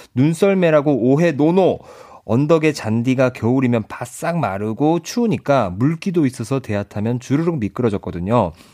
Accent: Ulsan, South Korea; 제 고향이 울산이잖아요.

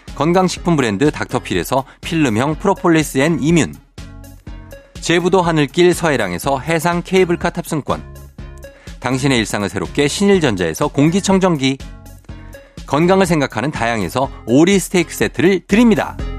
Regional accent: Chungcheong, South Korea; accent: Chungcheong dialect; 저희 할머니도 충청도 사람, 충남 금산 사람이거든요. 네. 제가 충청도 사투리를 잘 쓰는 이유가 오. 어. 제가 할머니랑 같이 살았었어요.

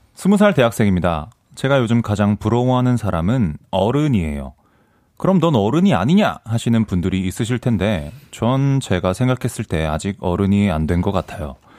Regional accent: Ansan, Gyeonggi Province, South Korea; 사실 저는 안산 출신이거든요

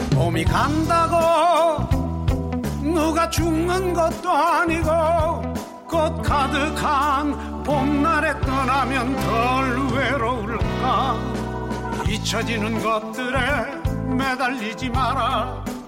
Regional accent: Busan, South Korea; 원래는 부산에서 조금 떨어진 곳인데 예. 지금은 부산시에 포함이 된 어, 그냥 쉽게 하면 기장이라고

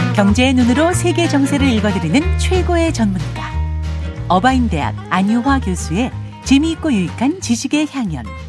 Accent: China; now in South Korea; 저라는 사람 놀랍게도 사회주의 중국에서 왔잖아요.

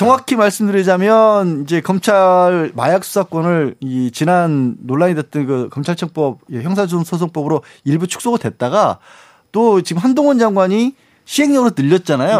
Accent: Suncheon, South Jeolla, South Korea; moved away; 거기가 제 고향이다 보니까

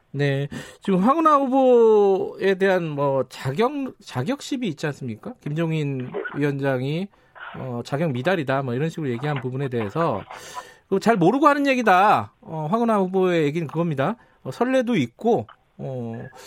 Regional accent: Daejeon, South Korea; 제가 사실 고향이 대전 중구입니다

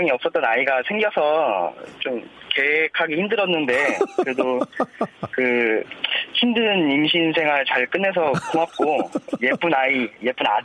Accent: Daejeon, South Korea; 저희 고향이 대전이에요.

